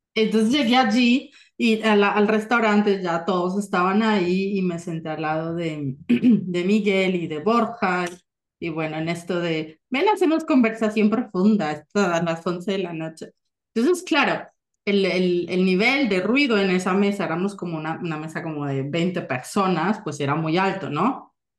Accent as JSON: {"language": "Spanish", "country": "Colombia", "tie": "born or raised there", "moved": "as an adult", "lives_now": "Germany", "said": "nací, crecí en Colombia y es una gran parte de mí"}